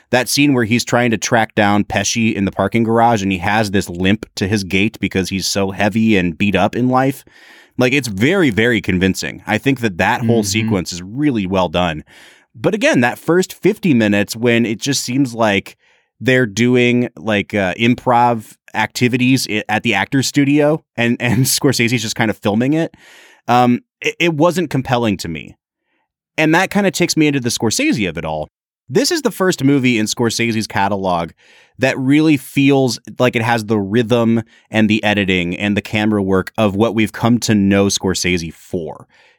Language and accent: English; New York, United States; I want it to be about people that I know that I grew up with in New York.